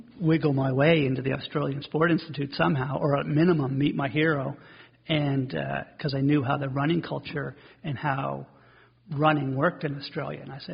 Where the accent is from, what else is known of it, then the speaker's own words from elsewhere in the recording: Dartmouth, Nova Scotia, Canada; also born or lived in Cole Harbour; I grew up in Dartmouth